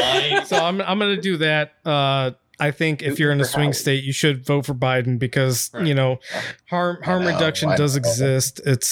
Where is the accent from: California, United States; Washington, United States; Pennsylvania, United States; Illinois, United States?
Washington, United States; I'm from from Washington. And so the Pacific Northwest is the best place that anybody could ever be born and raised in America.